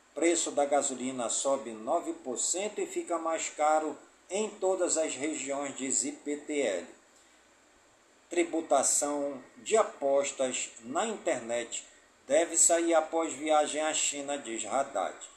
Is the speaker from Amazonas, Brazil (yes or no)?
yes; Careiro da Várzea, Amazonas, Brazil; also born or lived in Manaquiri; Careiro da Várzea, minha cidade natal